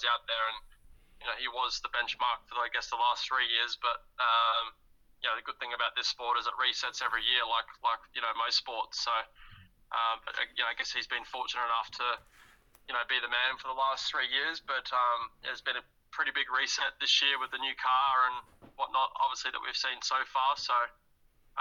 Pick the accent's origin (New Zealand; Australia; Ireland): Australia; Perth, Western Australia; moved away; my hometown, as you would say, being born and raised in Perth, Western Australia